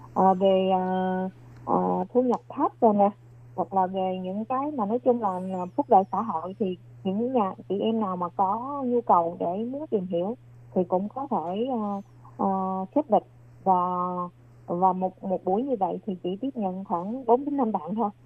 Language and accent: Vietnamese; Vietnam; now in New Taipei, Taiwan; người Việt Nam của mình